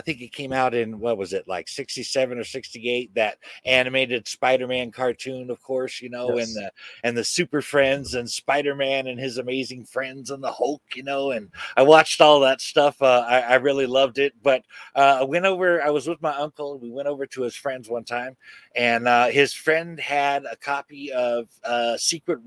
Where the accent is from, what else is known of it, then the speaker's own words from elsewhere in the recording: Chico, California, United States; I grew up, I guess, primarily in Chico, California.